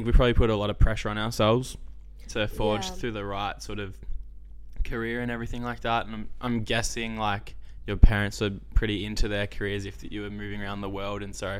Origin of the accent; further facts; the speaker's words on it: Melbourne, Victoria, Australia; Grew up in Melbourne, yeah. I've always been in Melbourne.